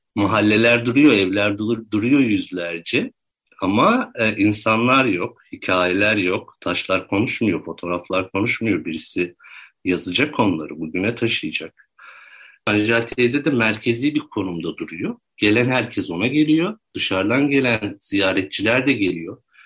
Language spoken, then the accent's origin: Turkish; Ordu, Turkey; ben Ordu'da doğdum. 1985 doğumluyum.